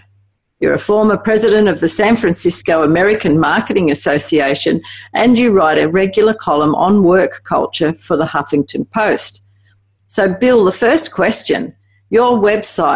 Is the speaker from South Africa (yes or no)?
no; Australia; accent: Aussie; my Aussie accent